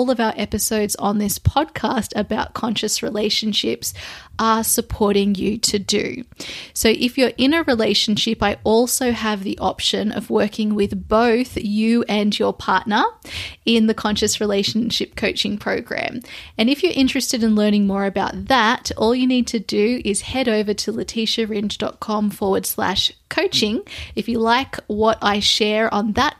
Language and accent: English; Sydney, New South Wales, Australia; also born or lived in London / Lisbon; I have recently arrived back into my hometown in Sydney, Australia